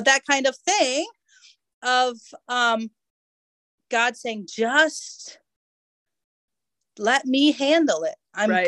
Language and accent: English; United States; I'm an American and a millennial